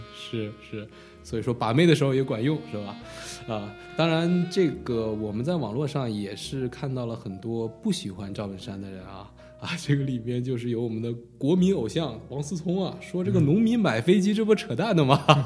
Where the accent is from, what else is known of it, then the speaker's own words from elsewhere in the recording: United States; 我可能也是因为在美国长大吧